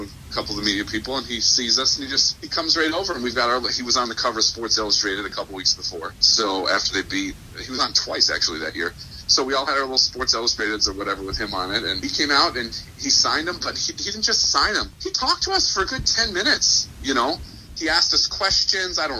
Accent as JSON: {"language": "English", "town": "Ann Arbor", "region": "Michigan", "country": "United States", "tie": "born or raised there", "said": "I grew up in Ann Arbor"}